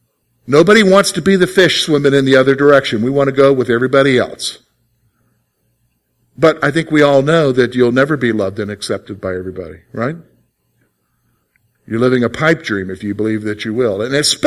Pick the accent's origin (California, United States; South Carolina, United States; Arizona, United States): South Carolina, United States; also born or lived in Germany; Well, yeah, I guess you could say I'm from South Carolina, but I'm really not from South Carolina. I was born in Germany to a German mom.